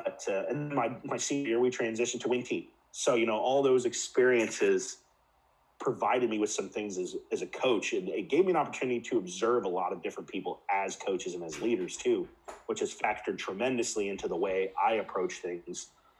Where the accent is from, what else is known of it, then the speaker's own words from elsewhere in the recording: Midwest, United States; also born or lived in West Coast, United States / Spain; You know, growing up in the Midwest, as you can relate to, the Midwest is a unique place in and of itself. Spent time on the West Coast. I live on the East Coast now. Lived for 3 years in Spain on a Navy base.